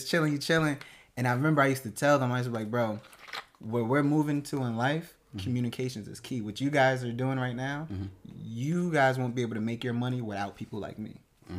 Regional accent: Plainfield, New Jersey, United States; also born or lived in Newark; Born and raised in New Jersey, from Newark. You know what I mean? Grew up in Plainfield. Went to school in St. Peter's Prep in Jersey City

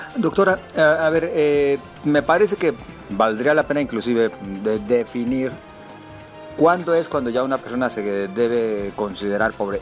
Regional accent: Mexico

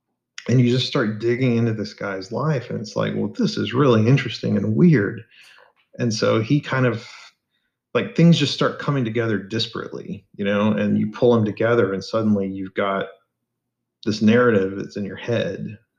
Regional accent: Arkansas, United States; I wanted to write something in my home state and in Falk, Arkansas, which is partly where I guess the book is based on.

